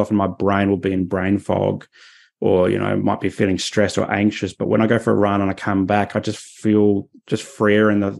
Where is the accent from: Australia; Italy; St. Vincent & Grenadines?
Australia; Adelaide, South Australia; now in Sunshine Coast, Australia; I grew up in Adelaide